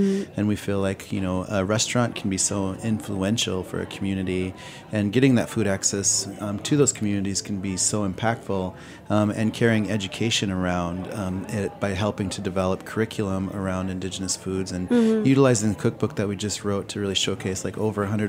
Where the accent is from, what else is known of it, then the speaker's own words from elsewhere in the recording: Pine Ridge Reservation, South Dakota, United States; moved away as an adult; now in Minneapolis, United States; I grew up on Pine Ridge Reservation in South Dakota, so I'm a member of the Ogallala